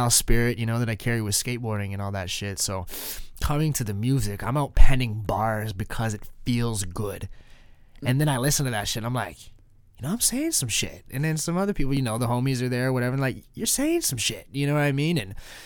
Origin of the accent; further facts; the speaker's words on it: Canada; I'm Canadian